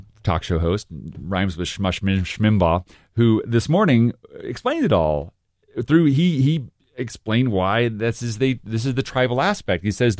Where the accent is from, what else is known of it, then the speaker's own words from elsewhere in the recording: Texas, United States; you don't like me because I'm a Texan, so I have to be a double strong Texan.